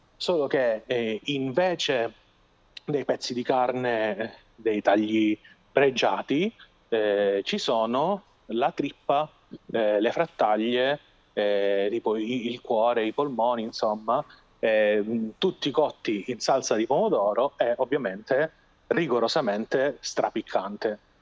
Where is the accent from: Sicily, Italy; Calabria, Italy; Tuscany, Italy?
Calabria, Italy; siamo orgogliosi di avere nella nostra regione il bergamotto